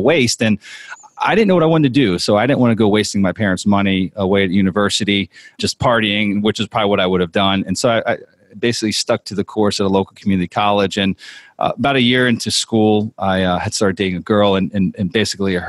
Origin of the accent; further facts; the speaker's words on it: Harrisburg, Pennsylvania, United States; moved away as an adult; now in Clearwater, United States; where I'm from is Pennsylvania. So I was born and raised in Harrisburg, Pennsylvania